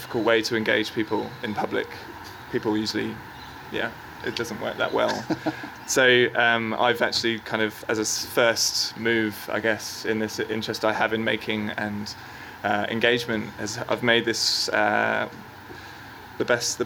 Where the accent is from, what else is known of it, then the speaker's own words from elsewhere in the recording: England, United Kingdom; now in Sydney, Australia; as an Englishman